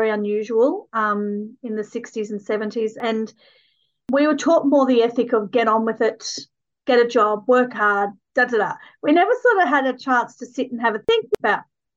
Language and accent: English; Sydney, New South Wales, Australia; also born or lived in Nambucca Heads, New South Wales; I grew up in Sydney, and then my parents actually owned hotels. And so we were then moved on to a little town in the mid-north coast of New South Wales called Nambucca Heads